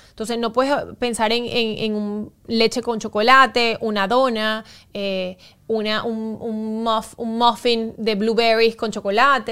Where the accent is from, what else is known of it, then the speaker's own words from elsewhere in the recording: Venezuela; como buen venezolana